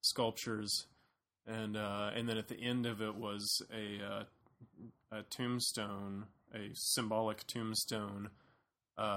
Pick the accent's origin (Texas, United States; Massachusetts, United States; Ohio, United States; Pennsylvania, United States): Texas, United States; Paris; moved away; also born or lived in Oklahoma; I grew up in a small town